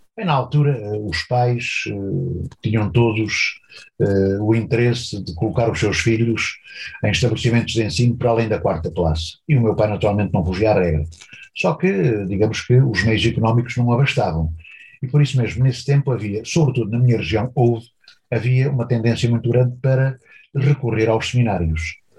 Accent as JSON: {"language": "Portuguese", "area": "Beira Baixa", "region": "Centro", "country": "Portugal", "tie": "born or raised there", "also_born_or_lived": "Proença-a-Nova, Portugal / Angola", "moved": "as an adult", "said": "Eu vivia na Beira Baixa, onde nasci"}